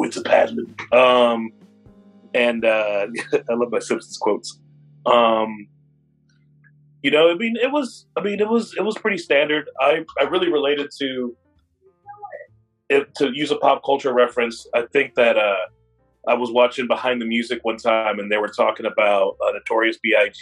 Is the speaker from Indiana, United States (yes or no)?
yes; Indianapolis, Indiana, United States; also born or lived in Florida; now in Seattle, United States; we grew up in Indianapolis